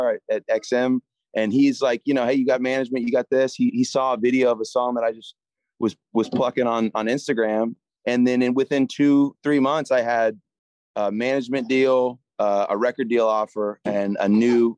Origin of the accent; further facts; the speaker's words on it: Jacksonville, Florida, United States; moved away as an adult; now in Nashville, United States; I grew up in Jacksonville, Florida.